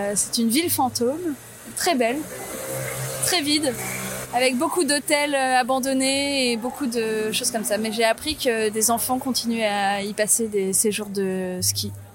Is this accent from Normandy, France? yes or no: no; Clermont-Ferrand, Auvergne-Rhône-Alpes, France; also born or lived in La Bourboule; je suis née à Clermont-Ferrand, mais j'ai passé beaucoup de temps à la Bourboule euh, ces dernières années